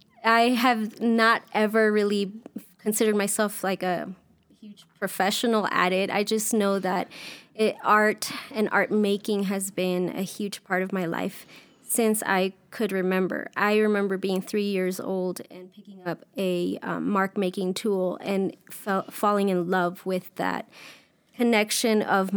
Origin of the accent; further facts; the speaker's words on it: New York City, New York, United States; moved away as an adult; also born or lived in Daytona Beach, Florida / South Florida / Arkansas / Atlanta, Georgia; now in Ecuador; So I grew up in Queens, New York, and then moved to Daytona Beach, Florida for about 2 or 3 years when I was 12.